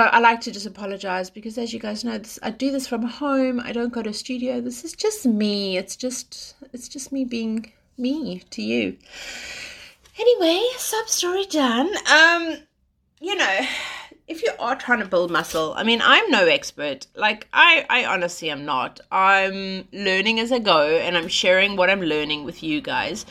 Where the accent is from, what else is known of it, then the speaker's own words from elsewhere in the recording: South Africa; I'm South African